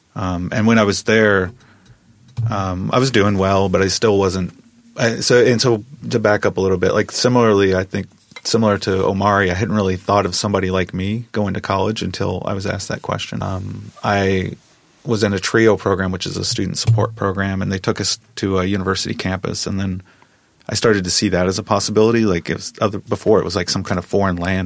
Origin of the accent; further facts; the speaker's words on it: Midwest, United States; when I grew up, I grew up in the Midwest, and so it really wasn't about skin color so much in the Midwest in a small town